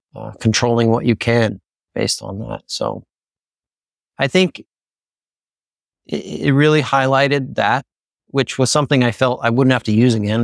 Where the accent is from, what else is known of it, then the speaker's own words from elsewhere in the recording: Pennsylvania, United States; I'm from Pennsylvania